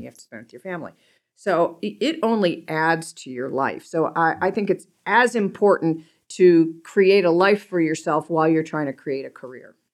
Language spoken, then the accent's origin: English; Cleveland, Ohio, United States; growing up in Cleveland, everybody's there really ni-, everybody there is really nice